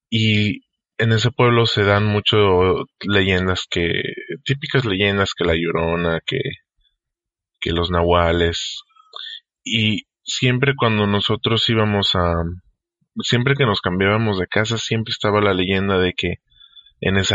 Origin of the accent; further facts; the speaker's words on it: Michoacán, Mexico; now in Tijuana, Mexico; Yo crecí en Michoacán, pero actualmente resido en la ciudad de Tijuana, en Baja California.